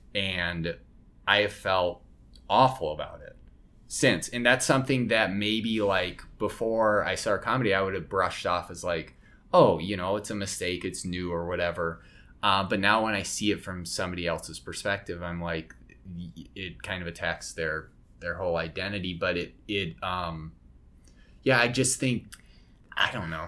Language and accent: English; Colorado, United States; now in Chicago, United States; I'm not from Chicago. I'm originally from Colorado